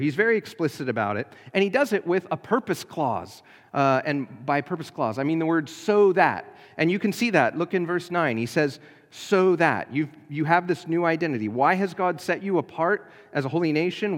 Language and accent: English; United States; We are citizens, uh, of, uh, the Kingdom of America.